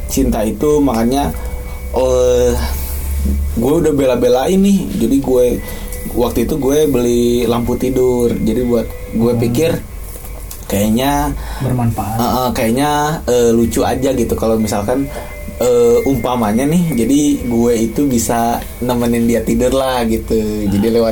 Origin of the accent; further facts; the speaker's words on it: Ujung Berung, West Java, Indonesia; Gue Ujung Berung anjing. Ujung Berung juga udah jauh anjing.